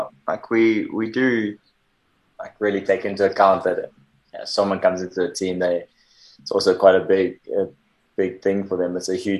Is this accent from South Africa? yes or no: yes; South Africa; as a South African